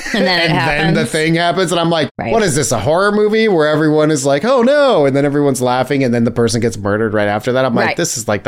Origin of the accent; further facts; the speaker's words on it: United States; we're American.